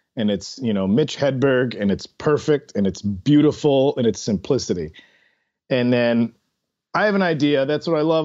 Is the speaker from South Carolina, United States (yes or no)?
no; Chicago, Illinois, United States; in Chicago where I'm from